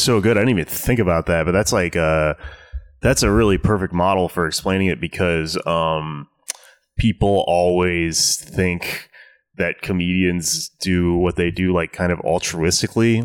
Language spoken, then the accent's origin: English; Houston, Texas, United States; also born or lived in Austin, Texas; I grew up in Southwest Houston, Texas